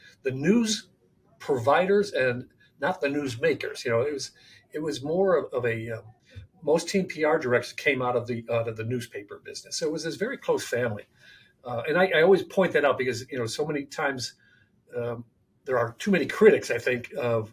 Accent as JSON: {"language": "English", "town": "Buffalo", "region": "New York", "country": "United States", "tie": "born or raised there", "said": "I grew up in Buffalo."}